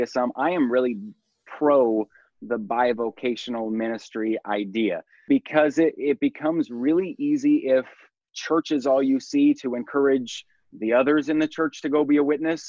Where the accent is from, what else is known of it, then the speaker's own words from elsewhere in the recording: the Northwest, Pacific Northwest, United States; also born or lived in Astoria, Oregon; now in Puyallup, United States; I was born and raised in the Northwest